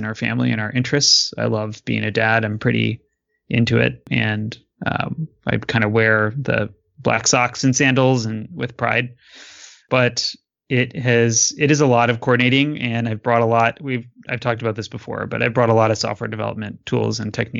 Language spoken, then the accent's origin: English; Michigan, United States; moved away; also born or lived in Chicago / New York; I'm originally from Michigan